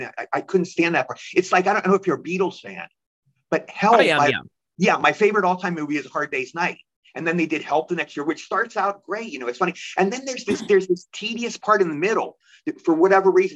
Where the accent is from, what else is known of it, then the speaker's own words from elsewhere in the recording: Cumberland, Maryland, United States; moved away; Where I grew up in Cumberland, Maryland